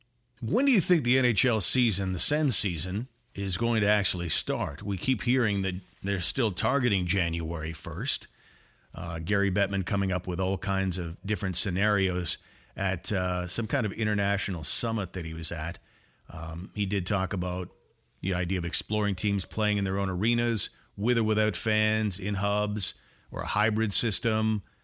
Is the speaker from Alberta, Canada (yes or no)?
no; Ottawa, Ontario, Canada; this is my hometown and I do love it